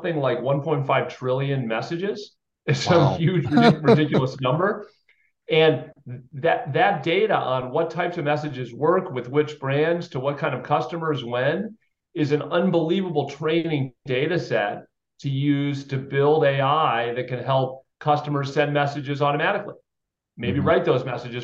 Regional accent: Chicago, Illinois, United States; moved away as an adult; now in Boston, United States; I grew up outside Chicago. So I'm a Midwest kid

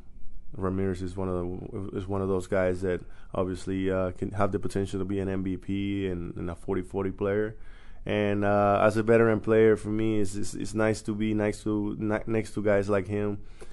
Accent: Venezuela; moved away as an adult; my hometown in Venezuela

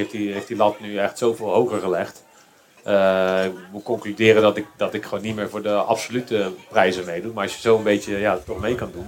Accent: Randstad, Netherlands; ik kom natuurlijk uit de Randstad

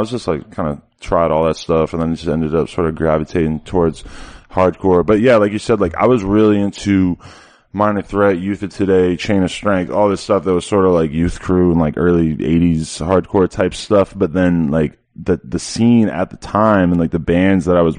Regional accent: Nashua, New Hampshire, United States; I grew up in Nashua, which is like 5 minutes away from the Massachusetts border

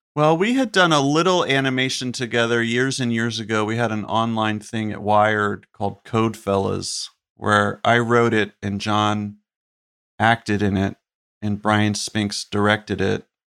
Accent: Chapel Hill, North Carolina, United States; the town I grew up in in North Carolina, Chapel Hill

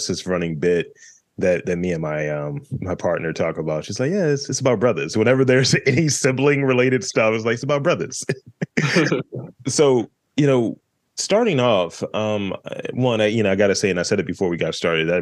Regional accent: Baltimore, Maryland, United States; that's what we say up here in Baltimore

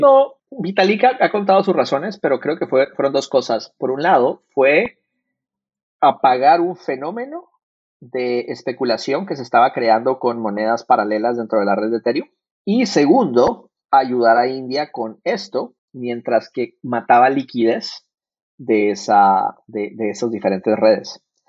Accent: Guatemala; first language Spanish; now in San Francisco, United States; yo nací en Latinoamérica, nací en Guatemala. Yo vengo de una economía de escasez

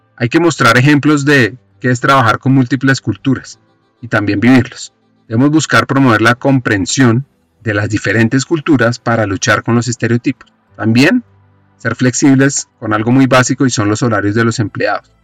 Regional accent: Colombia; en qué somos buenos los colombianos

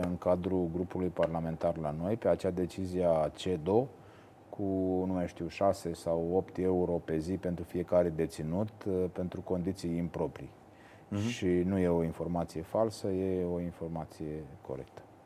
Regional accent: Botoșani, Botoșani County, Romania; Eu din Botoșani sunt mândru că îl avem și pe Nicolae Iorga

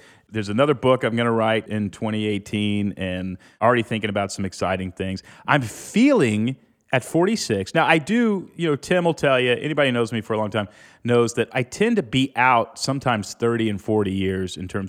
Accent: Houston, Texas, United States; I grew up in Houston.

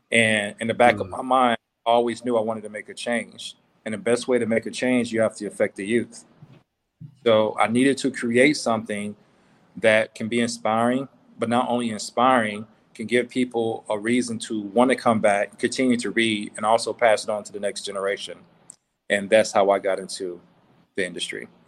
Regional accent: the South, United States; So it was rain, you know, shine, sleet, or snow, as we say growing up in the South

